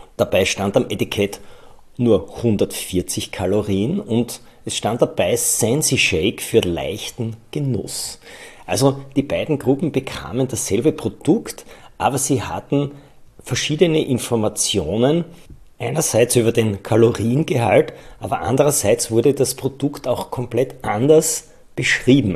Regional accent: Styria, Austria; Bei uns in der Steiermark

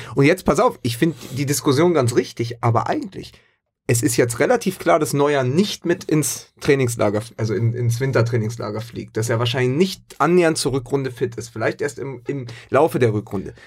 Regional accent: Berlin, Germany; für mich als Berliner

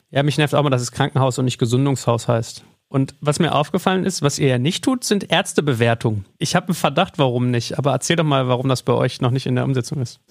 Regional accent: Germany; gerade als Deutsche

